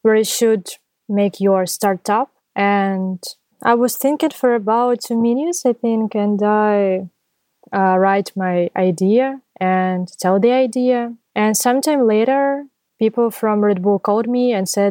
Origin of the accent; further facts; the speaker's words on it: Zaporizhzhia, Zaporizhzhia Oblast, Ukraine; I'm from Ukraine, from Zaporizhia